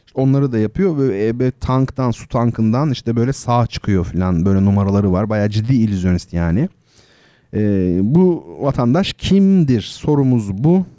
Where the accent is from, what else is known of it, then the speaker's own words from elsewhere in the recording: İzmir, Turkey; Karşıyaka'da, İzmir Karşıyaka'da oralıyım ben.